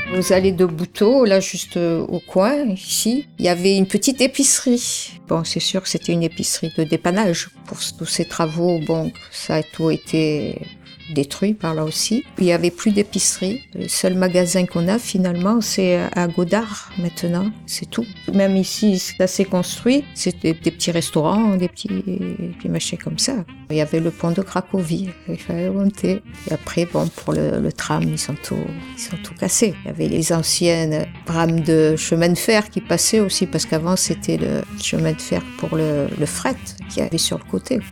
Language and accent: French; Algeria; also born or lived in Marseille / Martignas / Bordeaux; now in Le Bouscat, France; Je suis originaire d'Algérie